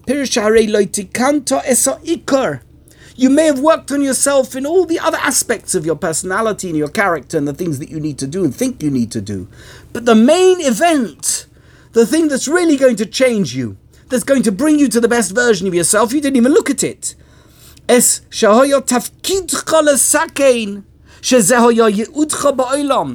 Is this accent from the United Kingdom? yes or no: yes; United Kingdom; accent: British; I'm British, I have a British accent, I like British humour